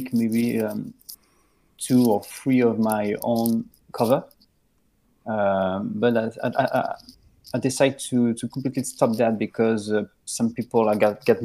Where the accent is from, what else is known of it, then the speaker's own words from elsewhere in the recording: Lyon, Auvergne-Rhône-Alpes, France; I'm a musician from Lyon. It's a city in France.